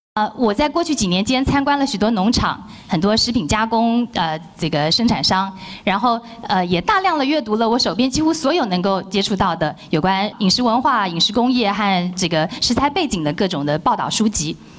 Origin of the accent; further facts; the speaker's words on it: Taiwan; 我们台湾人